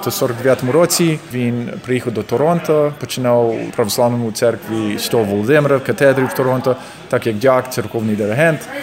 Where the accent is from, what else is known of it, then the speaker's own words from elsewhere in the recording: Canada; Я тут народився. Я народився в Канаді.